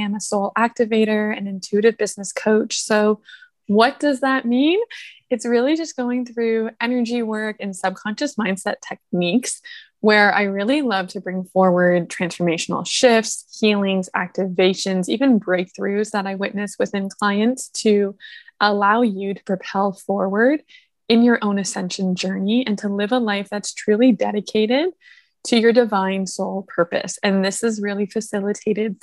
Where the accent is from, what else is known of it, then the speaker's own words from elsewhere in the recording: Toronto, Ontario, Canada; moved away; I'm initially from Toronto